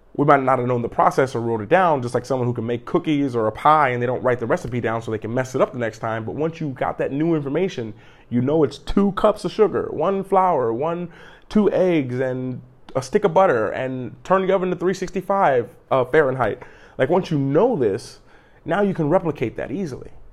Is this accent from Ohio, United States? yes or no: yes; Cleveland, Ohio, United States; I'm a kid from Cleveland. I'm a grown kid from Cleveland. I grew up in wintertime every day, fifteen, twenty minutes of shoveling the snow.